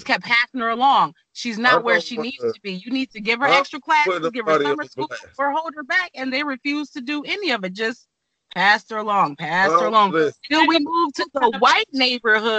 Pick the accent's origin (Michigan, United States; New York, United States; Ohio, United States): Michigan, United States; moved away as an adult; now in Texas, United States; Always lived in Michigan